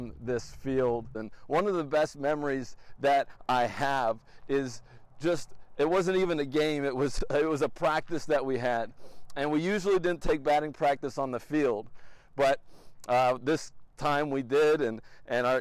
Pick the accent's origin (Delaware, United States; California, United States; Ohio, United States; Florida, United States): Delaware, United States; Wilmington; we are back in my hometown of Wilmington, Delaware